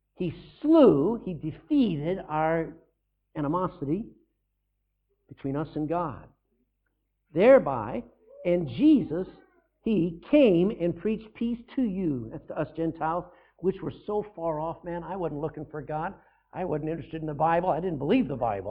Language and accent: English; Texas, United States; I'm no longer a Texan. Yeah, I was born in Texas